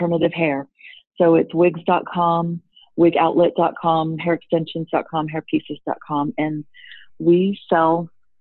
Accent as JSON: {"language": "English", "region": "Texas", "country": "United States", "also_born_or_lived": "Singapore / Dubai", "accent": "southern", "moved": "yes", "said": "a Texas girl"}